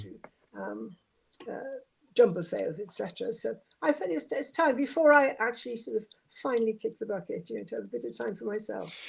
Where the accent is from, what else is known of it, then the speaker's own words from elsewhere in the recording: Swansea, Wales, United Kingdom; moved away as an adult; also born or lived in Aberystwyth / London; now in Portsmouth, United Kingdom; as you can tell by my accent, I'm not a native of Portsmouth. I come originally from Swansea.